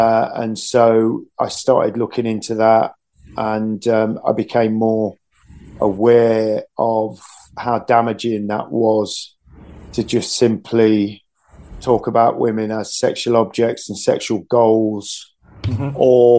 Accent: England, United Kingdom; Because we're English primarily, you know.

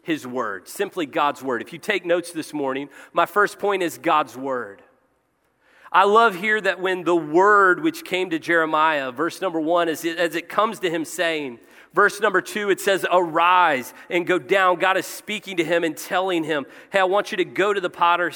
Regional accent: Cincinnati, Ohio, United States; I was born in Our Lady of Mercy, Cincinnati, Ohio

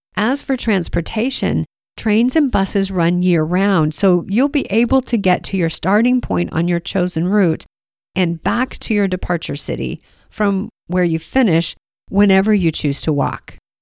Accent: United States; As an American

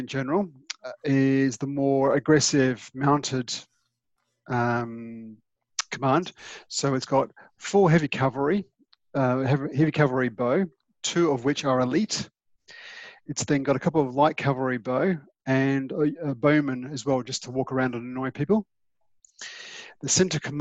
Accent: Australia; now in England; I'm Australian

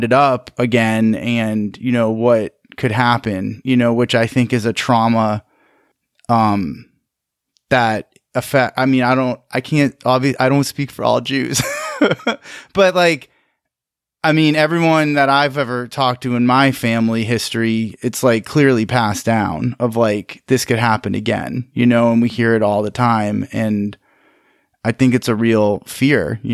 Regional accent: Maine, United States; now in Miami, United States; growing up in Maine

